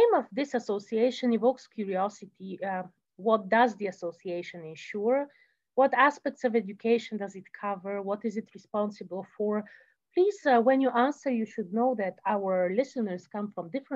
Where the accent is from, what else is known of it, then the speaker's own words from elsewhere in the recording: Bulgaria; I come from Bulgaria